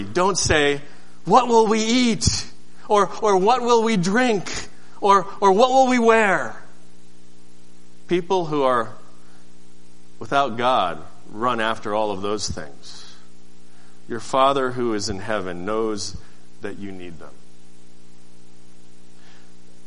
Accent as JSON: {"language": "English", "town": "Seattle", "region": "Washington", "country": "United States", "moved": "yes", "said": "I'm from Seattle"}